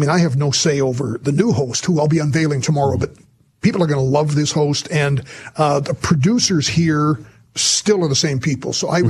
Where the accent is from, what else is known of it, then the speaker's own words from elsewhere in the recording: North Battleford, Saskatchewan, Canada; it's my hometown radio station, North Battleford.